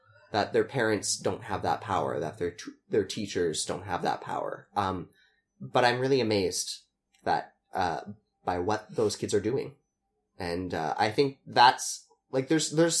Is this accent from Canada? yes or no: yes; Canada; as a Canadian, as a soul citizen, not non-dual citizen, as just a Canadian